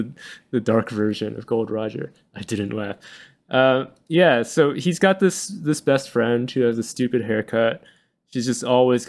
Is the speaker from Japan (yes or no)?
yes; Japan; I am from Japan